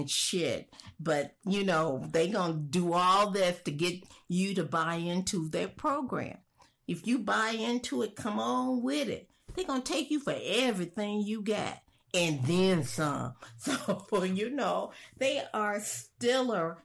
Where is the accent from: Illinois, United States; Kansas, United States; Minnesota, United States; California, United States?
Illinois, United States; Chicago; I'm from Chicago, and I'm a college-educated Black woman